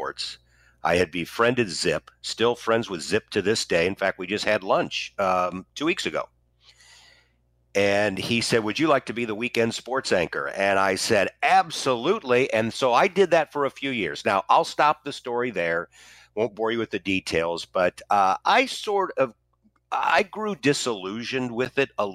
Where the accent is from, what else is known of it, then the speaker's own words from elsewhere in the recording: St. Louis, Missouri, United States; also born or lived in Wichita, Kansas; my hometown of St. Louis came calling in 1989, and I came home